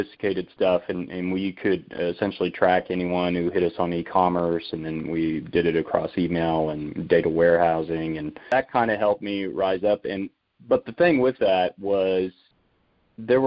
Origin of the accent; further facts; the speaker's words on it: Haven, Kansas, United States; I grew up in Haven, Kansas. So we're just west of Wichita, south central Kansas